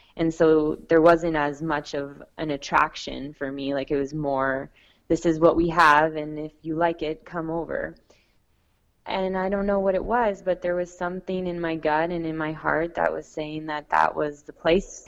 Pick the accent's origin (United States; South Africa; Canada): Canada; Niagara Falls, Ontario; I've also done a fundraiser in my hometown, and I, I got a lot of support from the community there in Niagara Falls